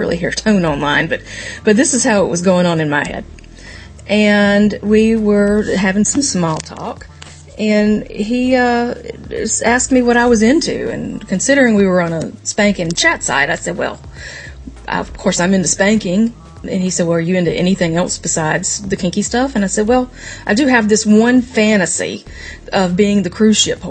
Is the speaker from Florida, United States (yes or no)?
no; Myrtle Beach, South Carolina, United States; also born or lived in Charleston, South Carolina; now in Raleigh, United States; I grew up in Myrtle Beach